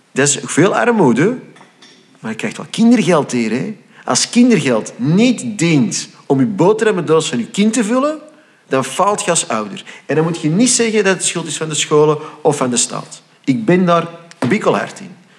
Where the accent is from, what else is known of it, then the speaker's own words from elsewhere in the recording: Flanders, Belgium; ik identificeerde mij dus als Vlaming